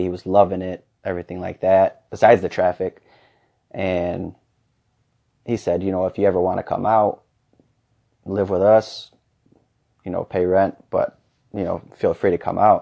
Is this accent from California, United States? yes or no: no; Fennville, Michigan, United States; moved away as an adult; now in Arizona, United States; I was coaching basketball in Fenville, Michigan, uh, my hometown